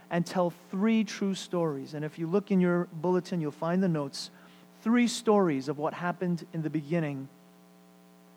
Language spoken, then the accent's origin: English; United States; I was born and raised in America